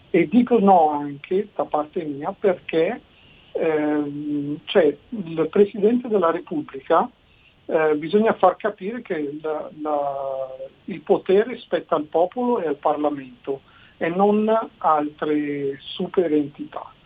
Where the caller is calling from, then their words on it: Lausanne, Vaud, Switzerland; siamo da Losanna, quindi in Svizzera.